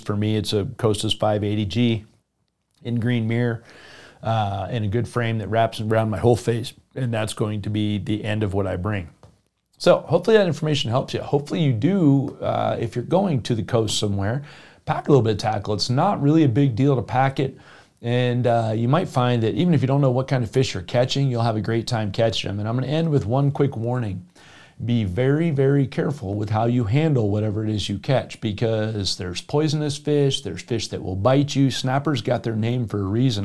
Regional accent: Jupiter, Florida, United States; now in Colorado, United States; I grew up in Jupiter, Florida, where snook is king.

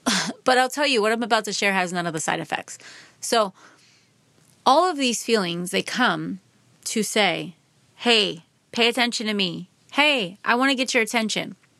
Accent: Philadelphia suburbs, Pennsylvania, United States; I grew up in the Philadelphia suburbs, about forty-five minutes outside of Philadelphia

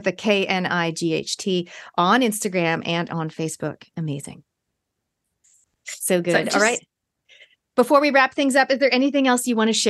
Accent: Canada; moved away as an adult; now in New Zealand; I am a Kiwi by genetics, but I grew up in Canada. And yes, I live in New Zealand.

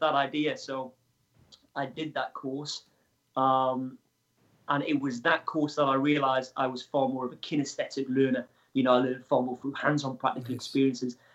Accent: Wales, United Kingdom; I am from Wales in the UK

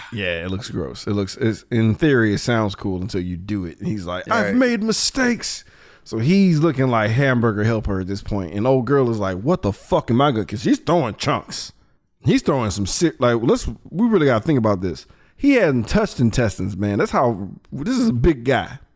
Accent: Texas, United States; Being a Texan

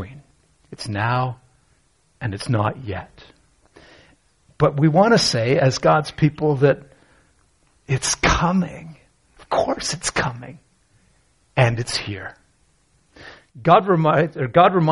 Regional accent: Canada; I grew up in Canada

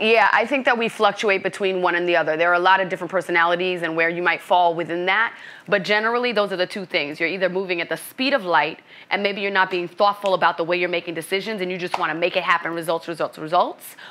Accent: New York City, New York, United States; moved away as an adult; also born or lived in Boston, Massachusetts; now in Los Angeles, United States; Brooklyn, New York is where I was born and raised, and I'm Haitian American, first generation immigrant

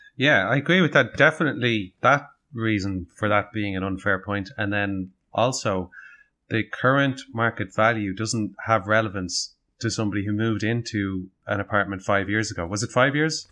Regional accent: Dublin, Leinster, Ireland; we're from Dublin, we want to stay in Dublin

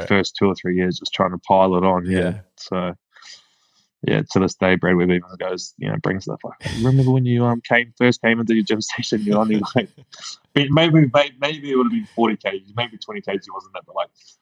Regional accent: Whangaparaoa, Auckland, New Zealand; also born or lived in North Shore, Auckland; I grew up in Whangapoa, so like about 40 minutes north of Auckland, the Hibiscus Coast

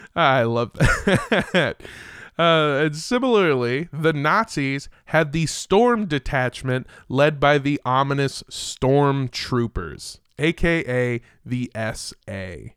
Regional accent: United States; as an American

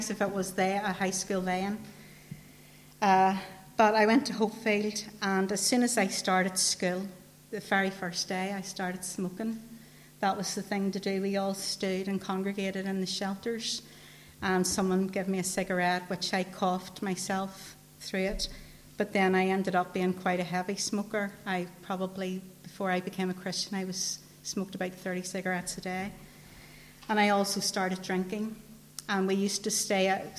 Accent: Newtownabbey, Northern Ireland, United Kingdom; I grew up in Rathcoole Estate.

